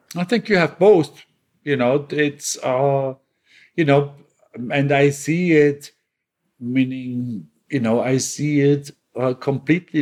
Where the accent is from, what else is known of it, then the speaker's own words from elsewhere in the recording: Bregenz, Vorarlberg, Austria; moved away; my hometown in Bregenz